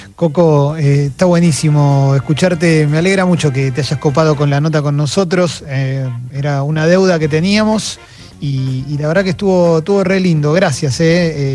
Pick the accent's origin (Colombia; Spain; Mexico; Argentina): Argentina